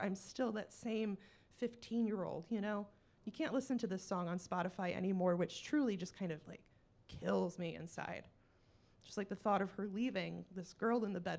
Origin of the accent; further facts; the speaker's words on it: Michigan, United States; I'm also clearly from Michigan